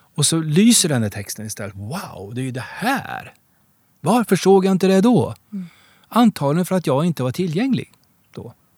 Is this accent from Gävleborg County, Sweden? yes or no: no; Degerfors, Örebro County, Sweden; moved away; also born or lived in Gothenburg; jag kommer ifrån Degerfors, där spelar alla fotboll